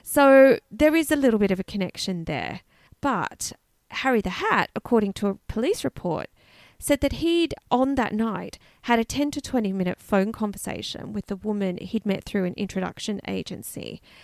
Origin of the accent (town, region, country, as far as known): Canberra, Australian Capital Territory, Australia; born or raised there